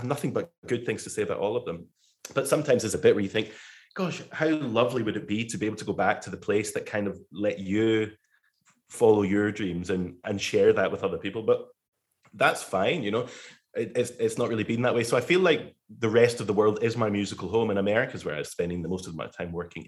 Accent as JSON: {"language": "English", "town": "Glasgow", "region": "Scotland", "country": "United Kingdom", "also_born_or_lived": "Manchester / Birmingham / London", "moved": "as an adult", "lives_now": "United States", "said": "I'm from Glasgow in Scotland, but I spent most of my adult life in Manchester"}